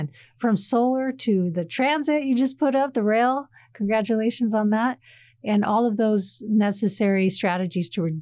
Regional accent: Sacramento, California, United States; I'm from Sacramento myself. Personally, we had a lot of Air Force bases there closed down

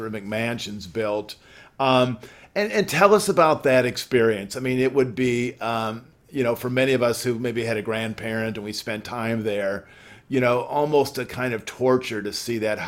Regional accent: Illinois, United States; I'm from Illinois

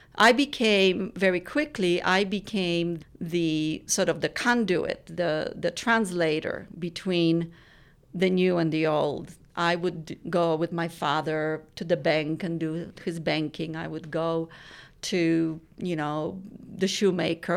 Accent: Poland; born or raised there; moved away

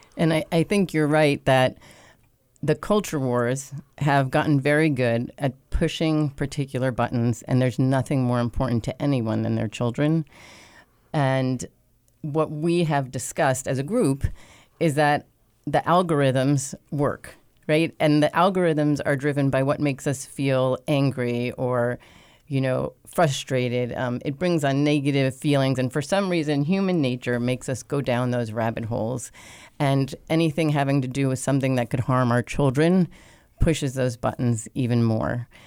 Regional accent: New York, United States; moved away as an adult; now in Wilmington, United States; I am originally from New York, but have been in Wilmington for over 20 years

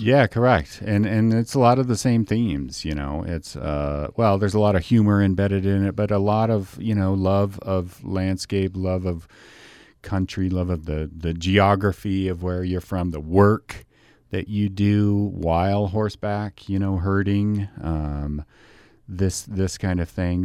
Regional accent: Colorado, United States; also born or lived in Utah / Kazakhstan; now in Idaho, United States; born and raised in Colorado and schooled here in Utah and Idaho

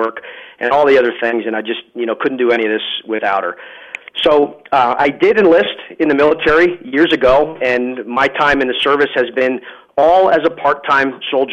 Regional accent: Lehigh Valley, Pennsylvania, United States; I grew up in the Lehigh Valley. I graduated from Northwestern Lehigh High School, which is in the New Tripoli area.

